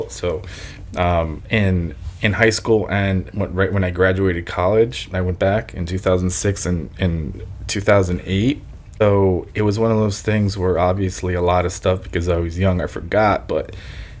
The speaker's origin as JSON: {"language": "English", "region": "New Jersey", "country": "United States", "tie": "born or raised there", "also_born_or_lived": "Lviv, Ukraine", "first_language": "Ukrainian", "second_language": "English"}